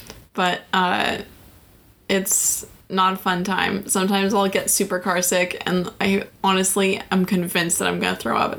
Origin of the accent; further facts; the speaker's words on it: Washington, United States; I'm from Washington.